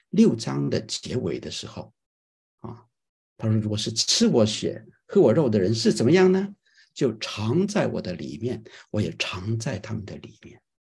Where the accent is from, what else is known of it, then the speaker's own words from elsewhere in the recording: China; moved away; 我们从亚洲来，或者从中国来的人，我们作为一个基督徒